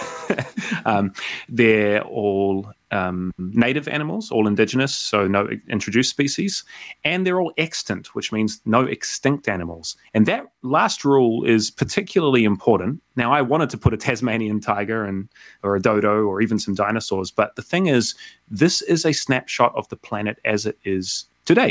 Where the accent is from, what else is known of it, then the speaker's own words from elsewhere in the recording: South Island, New Zealand; moved away as an adult; also born or lived in Vancouver, Canada / Montreal, Canada; now in Melbourne, Australia; I grew up in the South Island of New Zealand